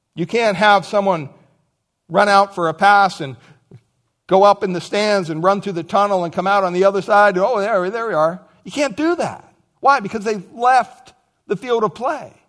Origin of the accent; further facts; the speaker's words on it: Montoursville, Pennsylvania, United States; growing up in Pennsylvania, Montorsville, Pennsylvania, when I went to school, from kindergarten up to twelfth grade